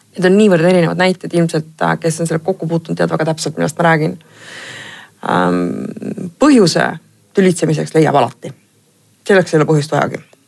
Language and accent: Estonian; Pärnu, Pärnu County, Estonia; ma olen ise Pärnust pärit